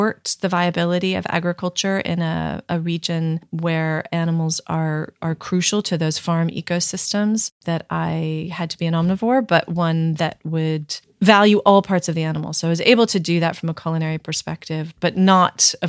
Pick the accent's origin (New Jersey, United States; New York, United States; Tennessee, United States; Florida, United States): New York, United States; New York City; I was born and raised in New York City and had really no exposure to farming or food production.